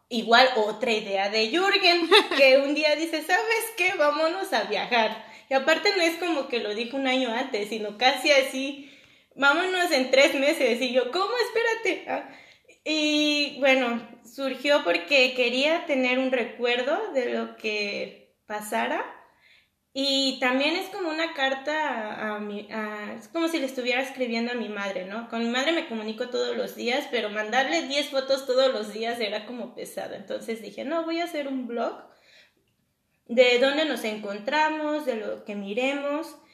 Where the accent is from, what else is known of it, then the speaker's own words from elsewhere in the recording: Mexico; obviamente como extranjero, como mexicano uno va a un lugar, eh, un restaurante mexicano en otro país y es difícil eh, un sazón, ¿no?